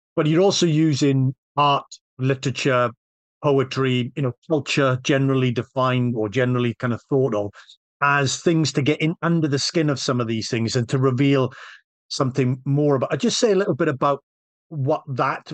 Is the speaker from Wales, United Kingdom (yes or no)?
yes; Wales, United Kingdom; I'm Welsh